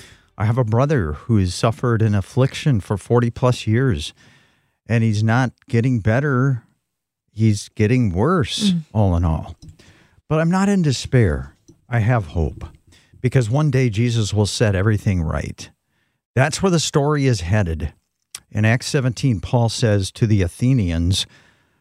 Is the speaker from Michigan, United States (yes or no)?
yes; West Michigan, United States; moved away as an adult; also born or lived in Phoenix, Arizona; when we moved from Phoenix to back to West Michigan